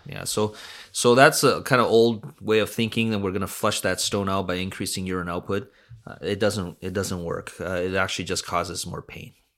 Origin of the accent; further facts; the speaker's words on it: Vancouver, British Columbia, Canada; also born or lived in North Delta / Hamilton; Born and raised in Vancouver, uh, grew up in North Delta